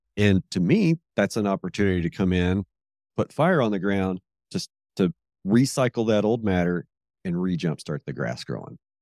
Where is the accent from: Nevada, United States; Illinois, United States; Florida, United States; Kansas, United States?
Kansas, United States; Red Hills; I grew up burning here in the Red Hills